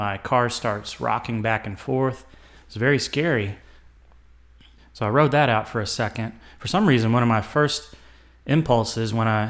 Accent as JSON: {"language": "English", "town": "Nashville", "region": "Tennessee", "country": "United States", "tie": "born or raised there", "said": "I did grow up in the South, obviously. I was born in Nashville. I was raised in a suburb of Nashville. It was a small town at the time."}